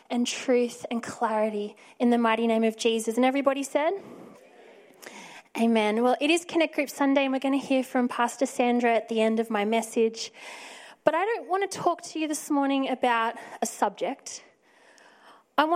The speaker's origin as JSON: {"language": "English", "region": "Victoria", "country": "Australia", "moved": "yes", "lives_now": "Sydney, Australia", "said": "I'm originally from Victoria"}